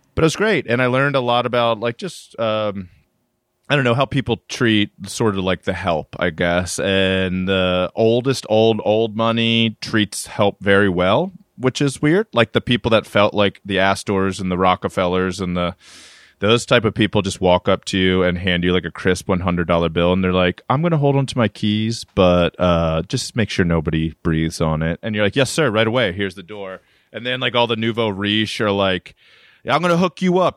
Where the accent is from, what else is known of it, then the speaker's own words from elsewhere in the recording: Reisterstown, Maryland, United States; moved away as an adult; also born or lived in Amherst, Massachusetts / Atlanta / Brooklyn; now in New York, United States; born and raised in Reisterstown, Maryland